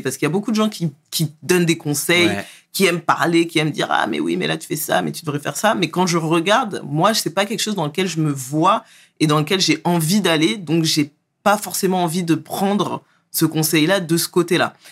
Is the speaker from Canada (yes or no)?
no; Trappes, Île-de-France, France; je viens à la base du 78, Trappe. je suis né... élevé à trappe, euh, grandi aux alentours